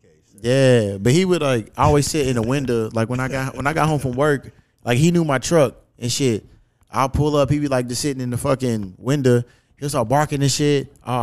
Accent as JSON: {"language": "English", "town": "Louisville", "region": "Kentucky", "country": "United States", "tie": "born or raised there", "said": "the hood where I grew up out in Newburgh"}